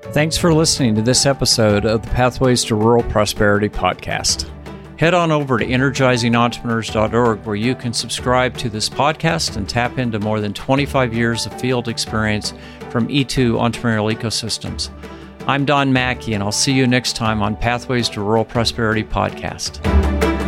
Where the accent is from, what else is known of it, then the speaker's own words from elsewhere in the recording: Nebraska, United States; my home state of Nebraska